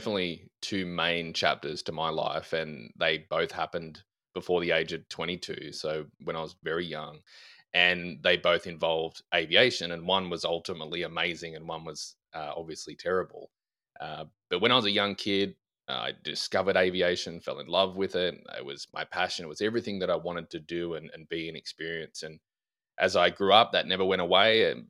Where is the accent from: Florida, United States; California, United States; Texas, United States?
Texas, United States; Australian? I'm not Australian. I'm from West Texas, Grant.